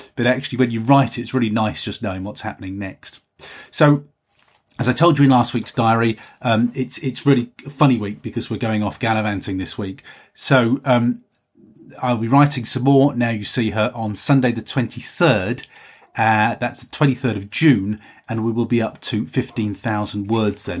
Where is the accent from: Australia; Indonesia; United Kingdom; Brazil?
United Kingdom; I'm just a Brit